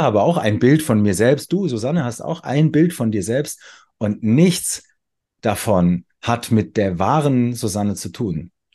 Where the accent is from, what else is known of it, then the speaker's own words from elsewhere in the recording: Weinheim, Baden-Württemberg, Germany; ich wohne wieder in meiner Geburtsstadt Weinheim